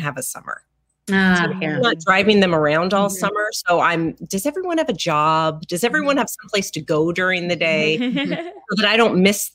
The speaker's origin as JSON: {"language": "English", "town": "Los Angeles", "region": "California", "country": "United States", "tie": "born or raised there", "said": "I grew up in Los Angeles"}